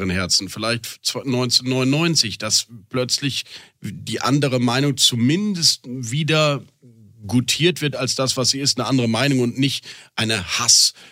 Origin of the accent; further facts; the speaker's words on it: Rhineland, Germany; und ich als ebenfalls Rheinländer freue mich darüber sehr